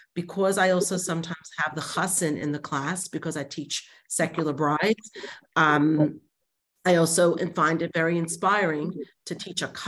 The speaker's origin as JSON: {"language": "English", "region": "New York", "country": "United States", "moved": "as an adult", "lives_now": "Sydney, Australia", "said": "I am originally from Crown Heights, New York, but I live in Sydney for the past 28 years"}